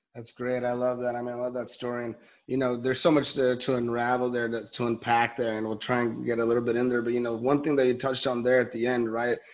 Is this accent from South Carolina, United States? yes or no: no; Los Angeles, California, United States; I'm from, I'm from LA, I'm from Cali